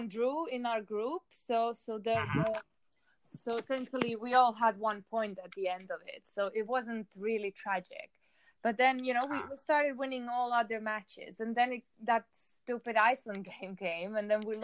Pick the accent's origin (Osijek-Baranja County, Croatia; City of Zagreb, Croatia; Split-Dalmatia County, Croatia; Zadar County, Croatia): City of Zagreb, Croatia; Zagreb; moved away as an adult; now in London, United Kingdom; I come from Zagreb, Croatia. I've been living in London for the past 4 years